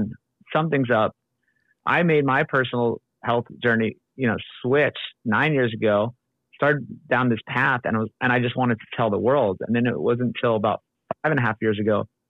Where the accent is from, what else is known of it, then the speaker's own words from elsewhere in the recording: Oahu, Hawaii, United States; moved away as an adult; also born or lived in Los Angeles, California; I grew up on Oahu, born and raised. Then I made it out to UCLA